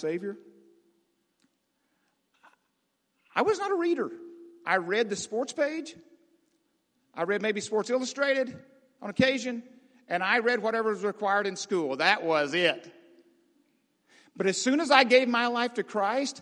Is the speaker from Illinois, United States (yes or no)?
no; Arkansas, United States; I grew up in Arkansas